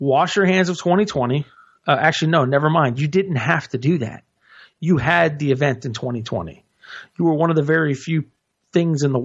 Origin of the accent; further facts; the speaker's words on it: the South, United States; I'm from the South